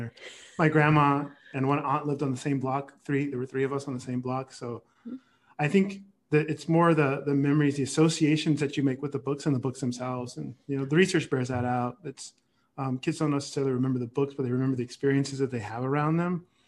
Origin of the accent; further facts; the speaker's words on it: San Jose, California, United States; I grew up in the Bay Area